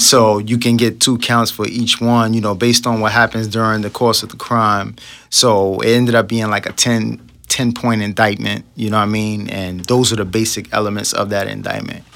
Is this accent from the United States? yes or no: yes; New York City, New York, United States; I was raised in Brooklyn, New York